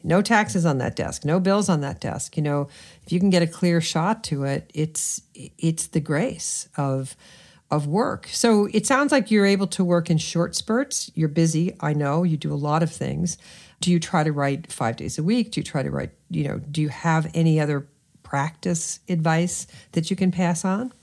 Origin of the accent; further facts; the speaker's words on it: New York City, New York, United States; I grew up in New York City